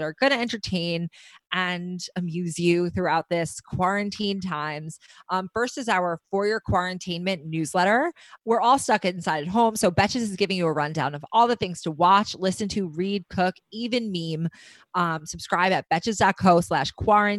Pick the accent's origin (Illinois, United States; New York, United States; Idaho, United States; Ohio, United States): New York, United States; we are obviously from New York